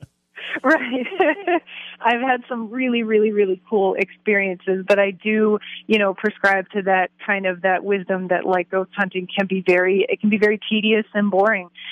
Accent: Baltimore County, Maryland, United States; close to where I grew up in in Maryland

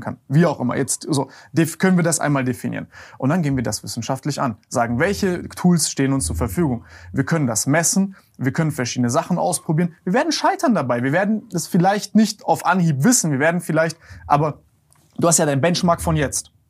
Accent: Germany; wir als Deutsche in Deutschland

